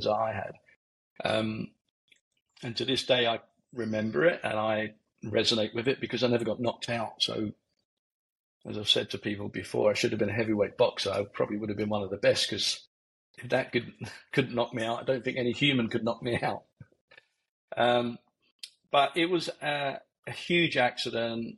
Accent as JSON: {"language": "English", "town": "Barnet", "region": "London", "country": "United Kingdom", "tie": "born or raised there", "also_born_or_lived": "Letchworth Garden City, Hertfordshire", "said": "I come from Barnet, North London, Hertfordshire border. Come down the A1 corridor. First family home was actually a static home, mobile home, and then went then to a council estate in Letchworth Garden City."}